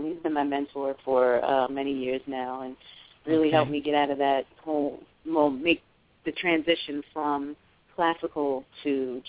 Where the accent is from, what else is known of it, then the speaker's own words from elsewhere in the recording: New York City, New York, United States; moved away as an adult; now in Georgia, United States; I was born and raised in New York